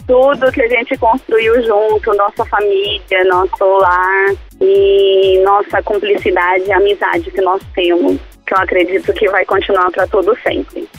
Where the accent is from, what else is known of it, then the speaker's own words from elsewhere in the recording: São José dos Campos, São Paulo, Brazil; Eu sou de São José dos Campos